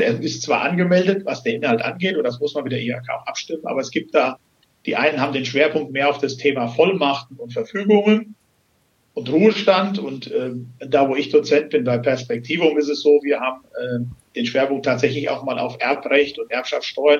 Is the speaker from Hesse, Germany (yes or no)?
yes; Hesse, Germany; moved away as an adult; now in Wienhausen, Germany; ich komme gebürtig aus Hessen und bin vor knapp 17 Jahren hier beruflich bedingt hingekommen